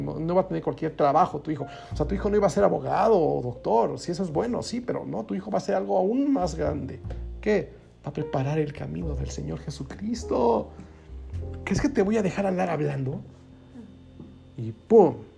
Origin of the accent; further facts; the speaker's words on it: Mexico; así le decimos en México